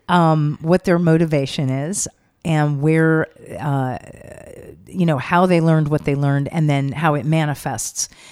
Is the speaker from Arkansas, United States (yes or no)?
no; Los Angeles, California, United States; also born or lived in Venice, Los Angeles; I grew up in L.A., uh-huh. but not by the beach. I grew up inland, Sunset and Doheny, up in the hills there